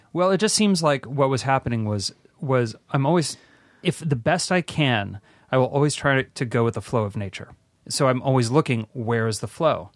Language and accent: English; West Hollywood, California, United States; I grew up on Alfred Street, Alfred and Rosewood. I went to Al, Rosewood Elementary